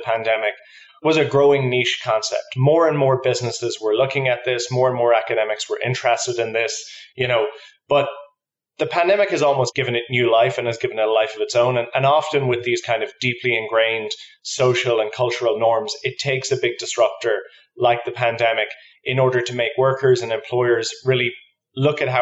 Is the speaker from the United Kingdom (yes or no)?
no; Ireland; moved away as an adult; now in New York, United States; I'm from Ireland, so just moved here in September.